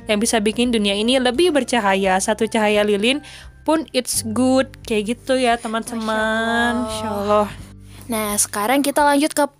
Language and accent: Indonesian; Bandung, West Java, Indonesia; oh iya ada dari Bandung juga aduh tersiduk saya dari Bandung